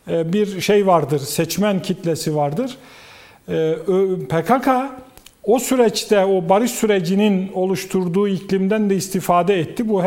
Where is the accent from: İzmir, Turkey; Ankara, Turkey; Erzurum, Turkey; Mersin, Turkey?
Erzurum, Turkey; Bunlardan birisi de ben Erzurumluyum.